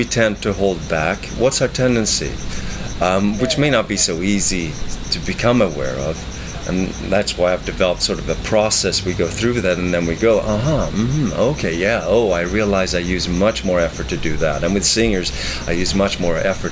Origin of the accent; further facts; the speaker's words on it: Sweden; moved away; I'm originally from Sweden, so I worked as a performer there.